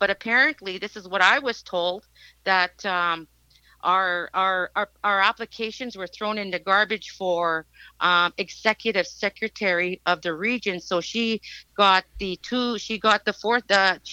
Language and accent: English; Lac La Biche, Alberta, Canada; I'm a grassroots Métis from born and raised in Lac La Biche